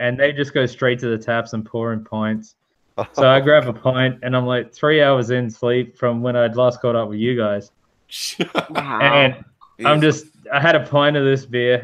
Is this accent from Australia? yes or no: yes; Australia